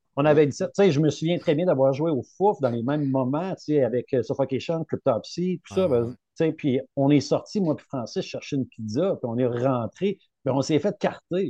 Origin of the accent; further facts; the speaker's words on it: Rimouski, Quebec, Canada; je suis natif de Rimouski